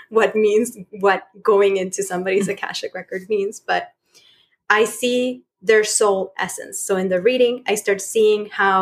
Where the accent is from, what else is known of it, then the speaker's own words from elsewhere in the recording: Chile; moved away as an adult; I was born in Chile and I'm from Chile. And I moved here like 5 years ago.